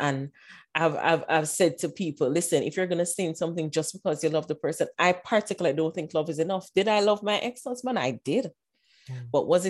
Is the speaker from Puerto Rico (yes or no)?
no; Nigeria; So my parents are Nigerians. Mm-hmm. I'm Nigerian.